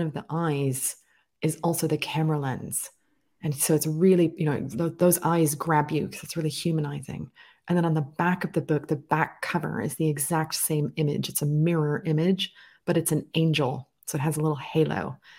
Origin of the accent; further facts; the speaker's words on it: United States; accent: slightly transatlantic; now in United Kingdom; I live in the United Kingdom, but I was born and raised in the United States. So I have a slightly transatlantic accent and perspective on many affairs